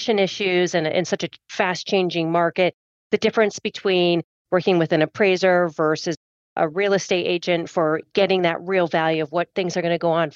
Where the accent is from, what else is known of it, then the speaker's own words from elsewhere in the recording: Michigan, United States; I'm from Michigan, and I grew up all surrounded by farm fields